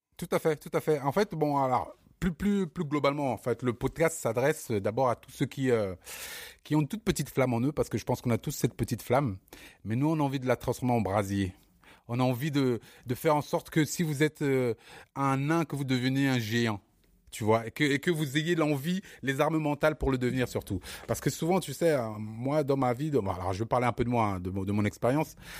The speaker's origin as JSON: {"language": "French", "town": "Bobigny", "region": "Île-de-France", "country": "France", "also_born_or_lived": "Cameroon", "said": "Bobigny, c'est mon, c'est mon, c'est mon fief, c'est mon, c'est mon terre-terre"}